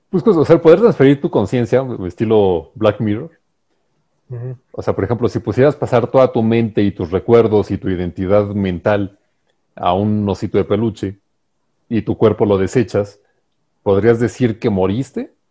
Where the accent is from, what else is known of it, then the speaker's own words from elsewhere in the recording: Mexico; como mexicanos